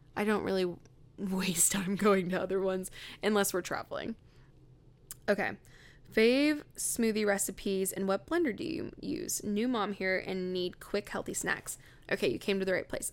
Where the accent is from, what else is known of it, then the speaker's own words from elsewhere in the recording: Riverside, California, United States; moved away; I grew up in, um, Riverside, California